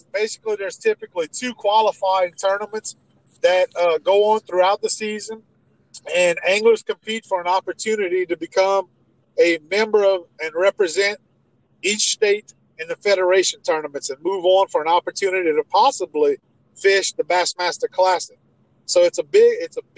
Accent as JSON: {"language": "English", "town": "Gonzales", "region": "Louisiana", "country": "United States", "said": "We both from the Gonzales area"}